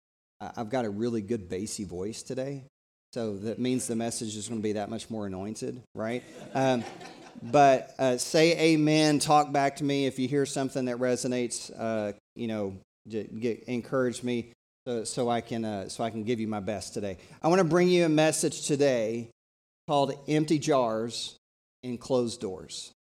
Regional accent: Tennessee, United States; I have a mentor when I was growing up in East Tennessee.

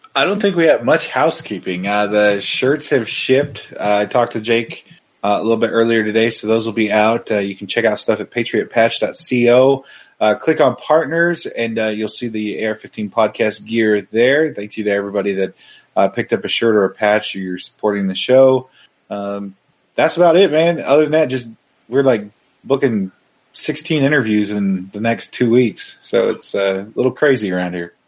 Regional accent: Oregon, United States; now in Las Vegas, United States; I've lived in Las Vegas for 15 years, but I grew up in Oregon, and it's uh, still considered home

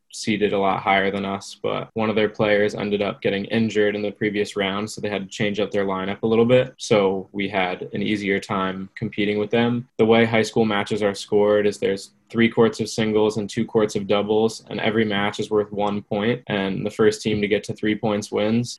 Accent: New Jersey, United States; I'm from New Jersey.

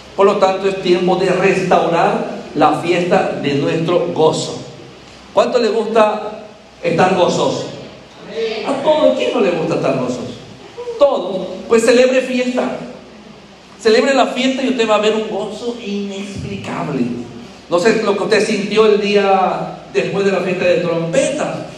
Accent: Andalusia, Spain; soy andaluz

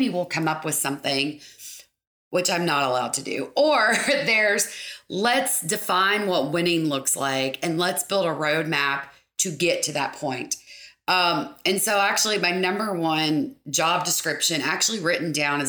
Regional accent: Lake Cumberland area, South Central Kentucky, United States; also born or lived in Lexington, Kentucky / Bardstown, Kentucky; born and raised in South Central Kentucky, Lake Cumberland area

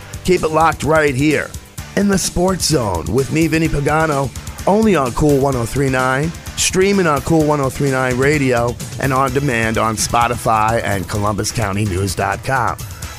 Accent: New Jersey, United States; moved away; my home state of New Jersey

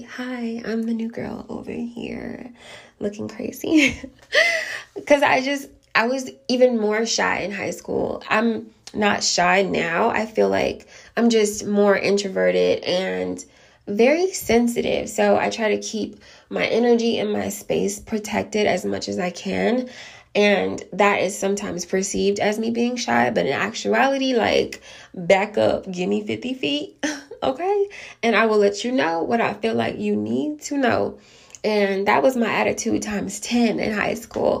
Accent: DeKalb County, Clayton County, Georgia, United States; I came from DeKalb County, Clayton County

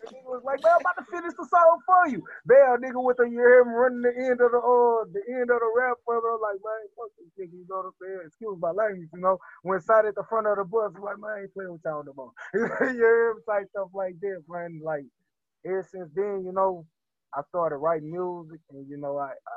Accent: Baton Rouge, Louisiana, United States; I'm from Baton Rouge, Louisiana. I come from a little spot called Allison, you know what I'm saying? In Baton Rouge

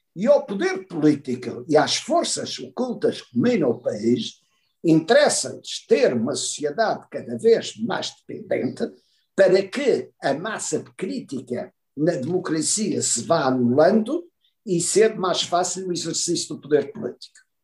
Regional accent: Portugal; nós que queremos ser portugueses

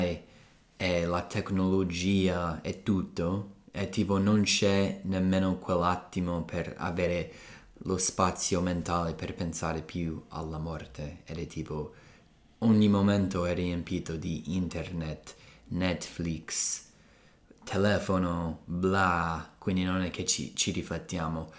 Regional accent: Colorado, United States; moved away; sono cresciuto in Colorado

